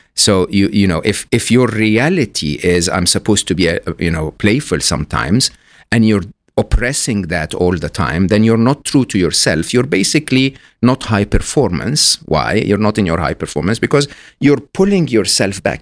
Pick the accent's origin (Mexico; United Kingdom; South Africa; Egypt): Egypt; I'm Egyptian, born and raised in Egypt